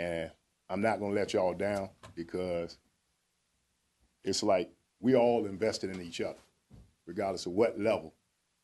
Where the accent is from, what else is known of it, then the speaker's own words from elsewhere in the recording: Norfolk, Virginia, United States; I'm originally from Huntersville, but grew up out Camp Stella